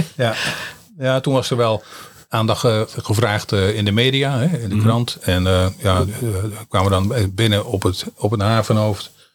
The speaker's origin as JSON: {"language": "Dutch", "town": "Sommelsdijk", "region": "South Holland", "country": "Netherlands", "tie": "born or raised there", "said": "geboren in Sommelsdijk en woon in Sommelsdijk"}